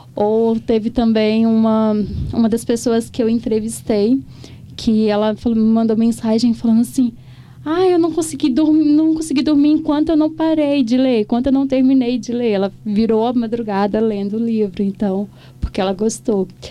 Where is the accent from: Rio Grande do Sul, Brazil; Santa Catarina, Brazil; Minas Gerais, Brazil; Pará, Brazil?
Minas Gerais, Brazil; Cachoeira do Brumado; meu pertencimento àquele ao distrito de Cachoeira do Brumado